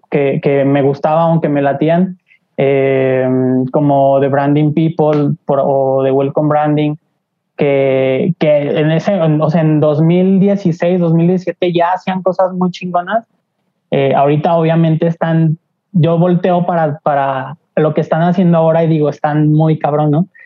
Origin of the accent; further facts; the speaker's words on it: Aguascalientes, Mexico; moved away as an adult; now in Mexico City, Mexico; yo soy de Aguascalientes, nací allá, mis papás son de, aquí de Ciudad de México y ellos se fueron a vivir a Aguascalientes porque está más tranquilo, no sé, les gustó. Y eh, yo nací allá